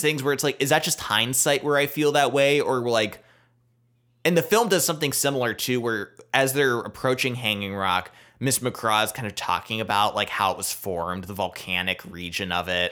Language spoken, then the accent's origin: English; United States; as an American